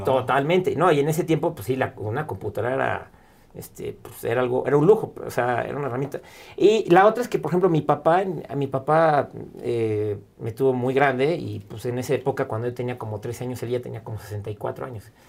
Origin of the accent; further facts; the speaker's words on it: Mexico; como mexicanos